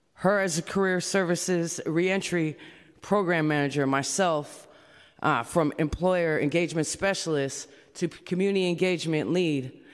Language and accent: English; San Francisco, California, United States; I'm from San Francisco, California